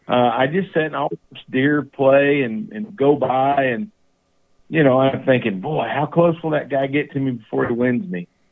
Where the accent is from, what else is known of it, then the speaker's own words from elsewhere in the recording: East Texas, United States; the ranches and the farms that I grew up on in East Texas